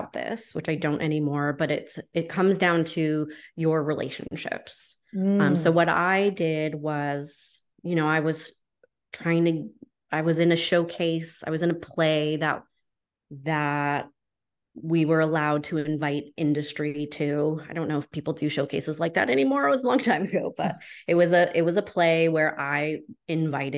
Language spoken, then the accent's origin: English; New Hampshire, United States; I'm from New Hampshire